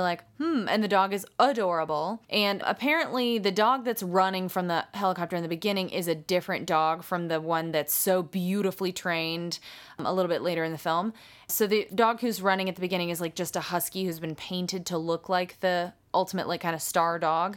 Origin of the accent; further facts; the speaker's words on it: United States; I'm American